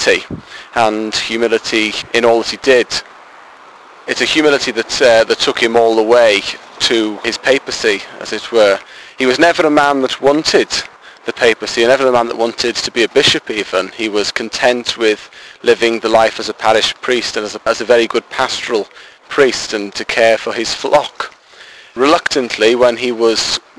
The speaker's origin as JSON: {"language": "English", "area": "Diocese of Wrexham", "region": "North Wales", "country": "United Kingdom", "said": "I am 23 and from the Roman Catholic Diocese of Wrexham in North Wales"}